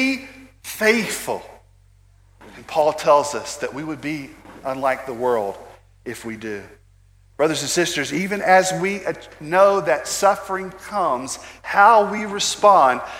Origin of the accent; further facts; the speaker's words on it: United States; American Christians